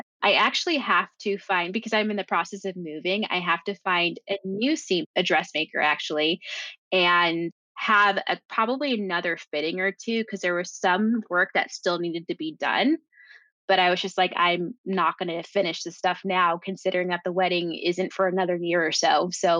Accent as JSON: {"language": "English", "country": "Jamaica", "said": "in addition to having the wedding in my home country, but being able to really focus on the food and all of the things that I know we love and grow up with and usually have. There is one tradition is our Jamaican black cake."}